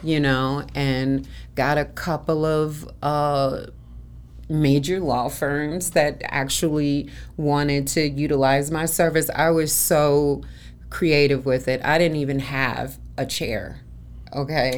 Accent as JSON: {"language": "English", "town": "Chicago", "region": "Illinois", "country": "United States", "moved": "yes", "lives_now": "Arizona, United States", "said": "I'm originally from Chicago"}